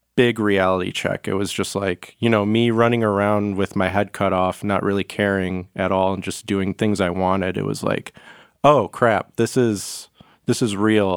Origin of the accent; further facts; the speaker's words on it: Macomb County, Michigan, United States; I grew up on, like, the, like, Macomb County